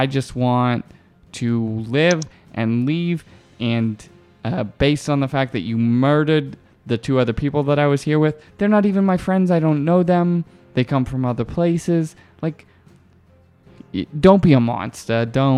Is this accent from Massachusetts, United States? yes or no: yes; Boston, Massachusetts, United States; moved away; I grew up in Boston.